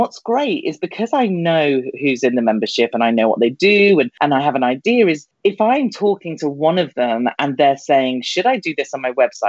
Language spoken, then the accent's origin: English; United Kingdom; I'm British